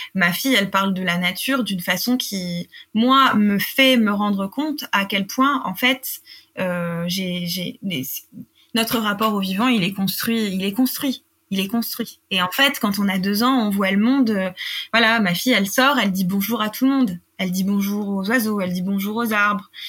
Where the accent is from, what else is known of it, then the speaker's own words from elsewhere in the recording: France; j'ai grandi en France euh, dans, un, dans une campagne